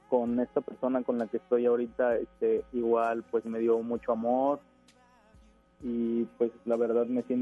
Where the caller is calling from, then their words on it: Guadalupe, Mexico; Este, hablo de aquí de Guadalupe.